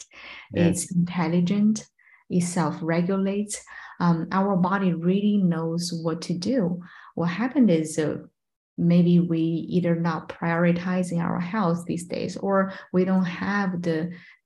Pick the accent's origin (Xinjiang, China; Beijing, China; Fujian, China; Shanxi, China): Beijing, China; also born or lived in Shanghai; born in Shanghai, grew up in Beijing